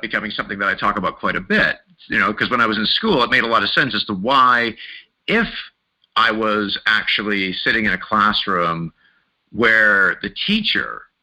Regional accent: Mississauga, Ontario, Canada; also born or lived in Wimbledon, London; I ended up growing up in Mississauga, just outside of Toronto

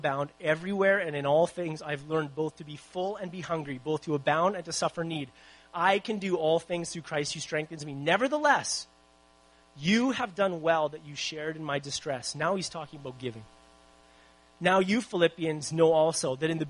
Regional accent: Winnipeg, Manitoba, Canada; also born or lived in Abbotsford; now in Vancouver, Canada; I'm from Winnipeg originally

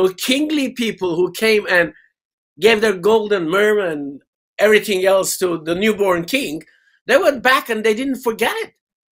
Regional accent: Tehran, Tehran Province, Iran; moved away as an adult; now in England; I was born and bred in Iran, in Tehran.

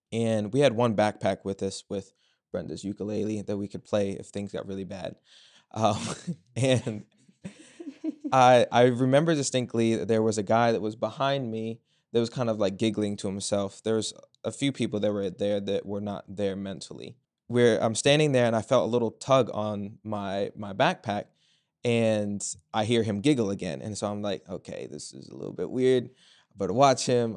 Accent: Culpeper, Virginia, United States; I'm from Culpeper, Virginia

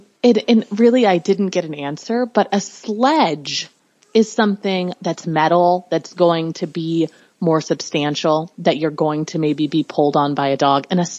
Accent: North Carolina, United States; You know, I'm from North Carolina.

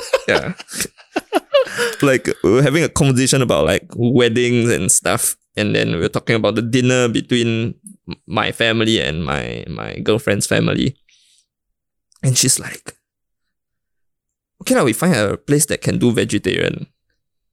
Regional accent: Singapore; I grew up in Singapore

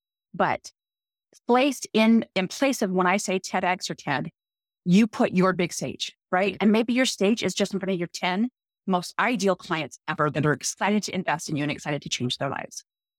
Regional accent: Utah, United States; accent: Utah; You know, I'm from Utah. I speak Utahnics.

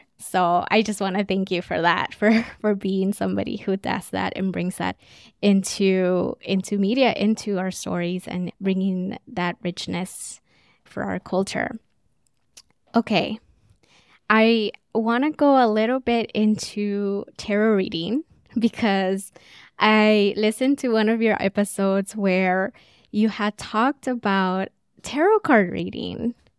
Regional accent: Los Angeles, California, United States; first language Spanish; English is a second language; And even growing up where I grew up in South Central, I grew up being around a lot of Latinos and Black and brown kids

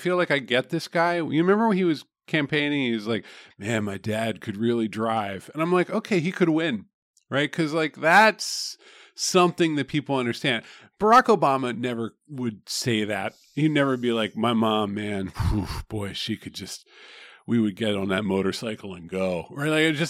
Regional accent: southeast Pennsylvania, United States; I'm from the southeast part of Pennsylvania.

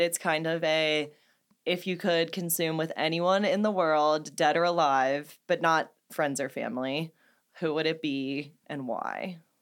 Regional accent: St. Louis, Missouri, United States; I'm from Saint Louis, Anheuser-Busch

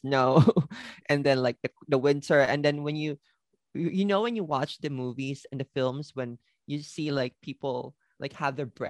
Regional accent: Manila, Metro Manila, Philippines; moved away as an adult; now in Japan; I am living here in Japan for about more than 25 years. I'm originally from the Philippines. I was born and raised in Manila. I came here in Japan during my college.

